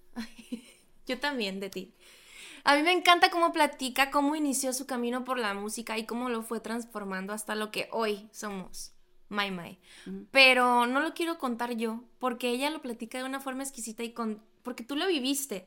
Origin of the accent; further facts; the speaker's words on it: Loreto, Baja California Sur, Mexico; now in Hermosillo, Mexico; Yo soy de Loreto, Baja California